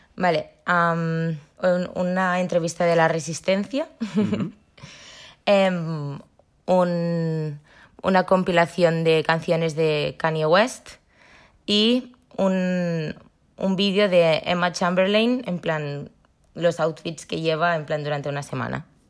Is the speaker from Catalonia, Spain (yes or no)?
yes; Barcelona, Catalonia, Spain; Soy de Barcelona